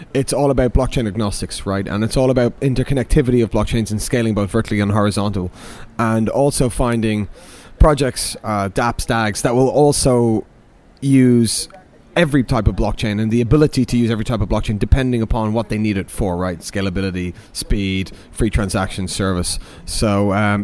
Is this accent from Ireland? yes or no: yes; Dublin, Leinster, Ireland; now in London, United Kingdom; being an Irish man from Dublin